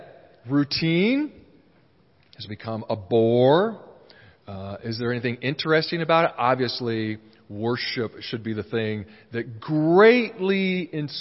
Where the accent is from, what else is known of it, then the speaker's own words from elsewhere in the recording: Honolulu, Hawaii, United States; I was born in Honolulu in Hawaii